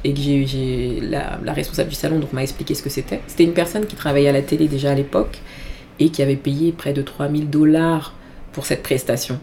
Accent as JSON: {"language": "French", "country": "Benin", "moved": "yes", "lives_now": "Paris, France", "said": "je suis euh, d'origine béninoise, je suis du Bénin"}